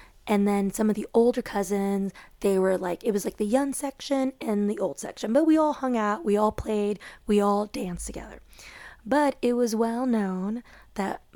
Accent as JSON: {"language": "English", "town": "Chicago", "region": "Illinois", "country": "United States", "tie": "born or raised there", "said": "I grew up in Chicago with most of my dad's side of the family being closest to us"}